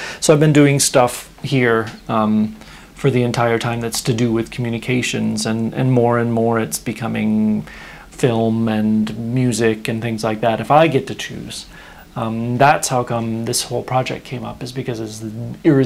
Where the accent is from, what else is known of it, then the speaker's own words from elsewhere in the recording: Illinois, United States; moved away as an adult; now in Stockholm, Sweden; I grew up in Illinois, in the U.S., still a U.S. citizen